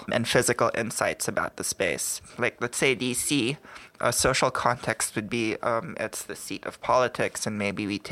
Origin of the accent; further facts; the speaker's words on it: Philippines; moved away as an adult; now in New York, United States; I started out as a fashion designer in the Philippines